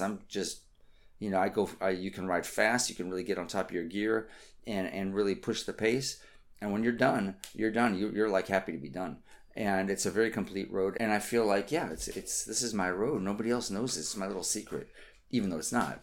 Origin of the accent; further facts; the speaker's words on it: United States; I'm an American